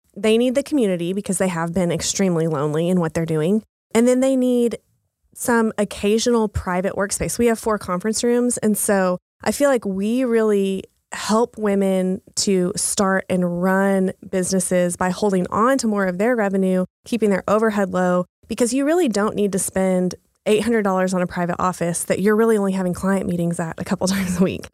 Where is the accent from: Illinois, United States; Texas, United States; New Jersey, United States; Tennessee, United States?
Texas, United States; moved away as an adult; now in Oklahoma City, United States; I'm from Texas, um, a really small town in Texas.